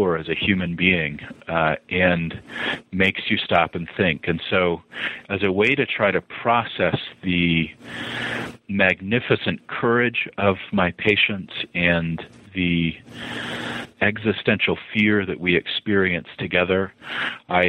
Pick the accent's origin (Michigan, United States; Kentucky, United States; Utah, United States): Utah, United States; Montana and; moved away as an adult; also born or lived in the South, United States / Boston, Massachusetts; now in Utah, United States; I am a child of the Rockies. I was born in the South, but didn't last long there as my family moved to Montana. And then was an adolescent in Utah and then moved to Boston